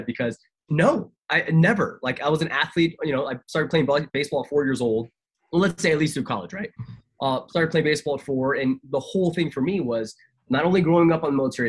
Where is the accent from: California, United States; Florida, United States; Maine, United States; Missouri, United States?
Florida, United States; Tampa; grew up in Tampa, Florida, man. I'm a military kid